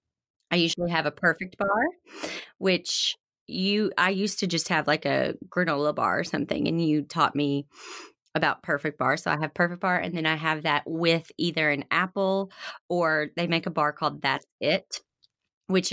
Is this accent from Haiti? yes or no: no; the South, United States; I come from the South where everything is deep fried and comes with a side of ranch